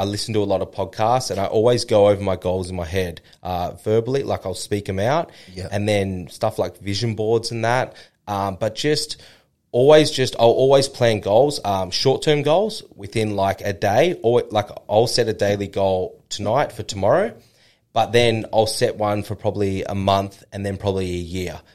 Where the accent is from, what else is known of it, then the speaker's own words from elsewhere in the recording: Noosa, Queensland, Australia; That's my hometown.